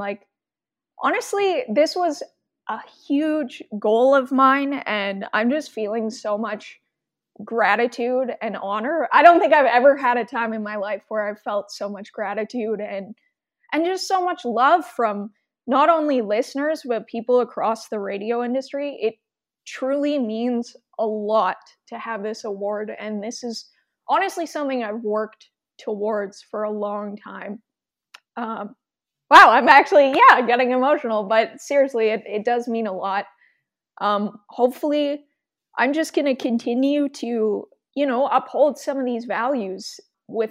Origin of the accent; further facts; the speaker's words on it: Edmonton, Alberta, Canada; I was born and raised in Edmonton